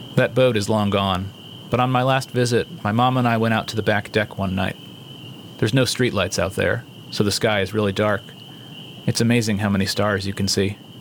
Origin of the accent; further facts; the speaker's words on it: East Hampton, New York, United States; moved away; East Hampton, my hometown